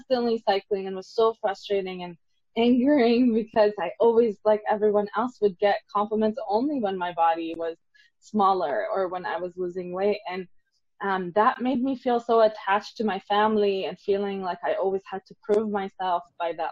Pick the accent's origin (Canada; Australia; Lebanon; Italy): Lebanon; I'm from Lebanon